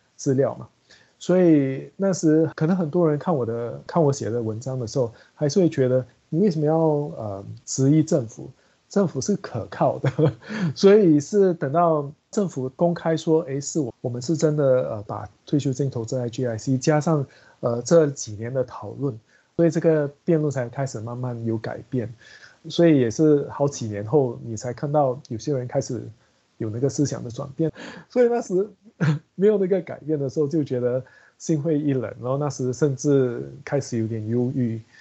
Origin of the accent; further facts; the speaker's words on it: Singapore; 我们新加坡人